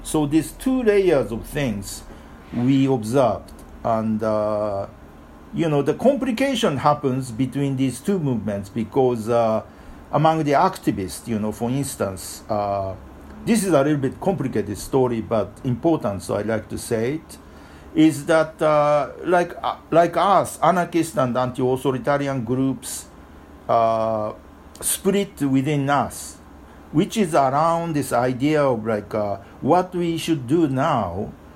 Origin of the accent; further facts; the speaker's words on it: Japan; now in New York, United States; I was born in Japan, but I live in Japan, uh, uh live in New York for uh, many, many years